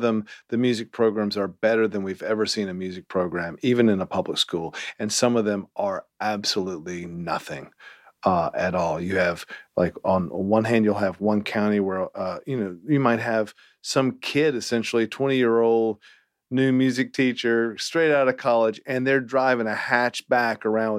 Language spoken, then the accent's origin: English; Salem, North Carolina, United States; also born or lived in Greensboro; Greensboro. Was in Salem, actually. I was born in Greensboro, and then we moved when I was 4.